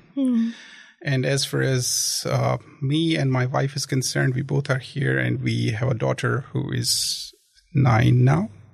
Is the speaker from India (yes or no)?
yes; Jammu and Kashmir, India; moved away as an adult; also born or lived in other parts of India / Christchurch, New Zealand; now in Dunedin, New Zealand; I actually come from the extreme northern state of India. Uh, that's Kashmir. So I was born there. I was uh, I completed my studies there